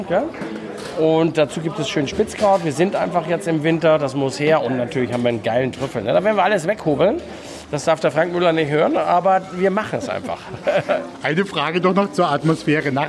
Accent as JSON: {"language": "German", "country": "Germany", "moved": "yes", "lives_now": "Austria", "said": "ich als Deutscher, der 20 Jahre in Österreich lebt, äh, liebt die Würste in Österreich."}